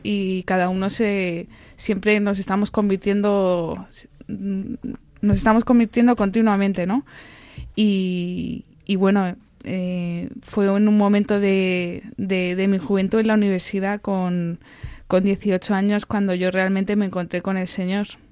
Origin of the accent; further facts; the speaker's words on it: Albacete, Castilla-La Mancha, Spain; Yo soy de Albacete